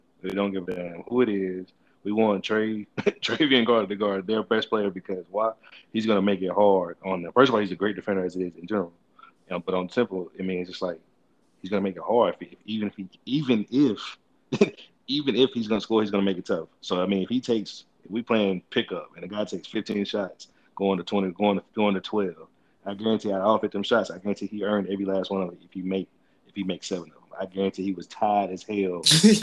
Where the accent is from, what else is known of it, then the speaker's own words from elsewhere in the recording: North Carolina, United States; we're from North Carolina